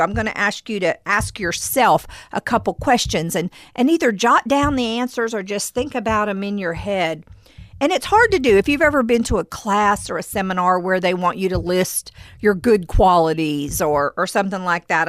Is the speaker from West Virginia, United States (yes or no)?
yes; West Virginia, United States; I played tennis when I was growing up in West Virginia in high school